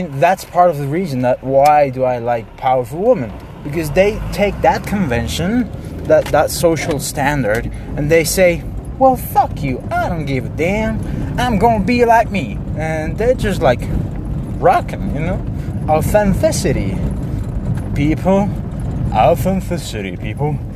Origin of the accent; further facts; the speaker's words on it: Mexico; English is a second language; I'm from Mexico. I just like to talk in English, okay?